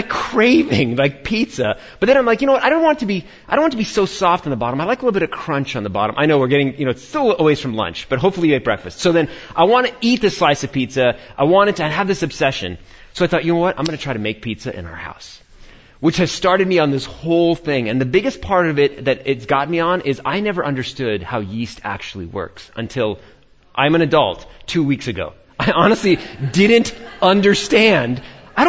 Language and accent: English; New York, United States; born and raised in New York